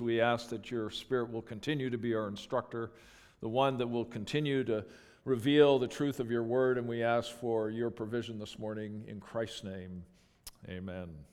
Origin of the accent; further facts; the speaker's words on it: Calgary, Alberta, Canada; moved away; I grew up in Calgary, Alberta